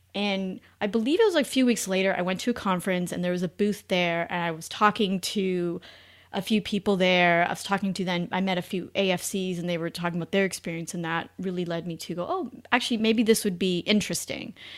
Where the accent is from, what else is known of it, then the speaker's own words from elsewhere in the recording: Canada; moved away as an adult; now in United States; I'm originally Canadian, met my husband in the U S